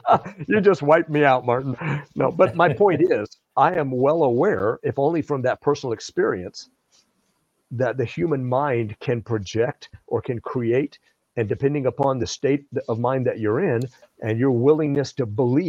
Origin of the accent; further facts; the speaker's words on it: Java, Indonesia; I grew up in Southeast Asia, in Java, Indonesia. My parents were missionaries.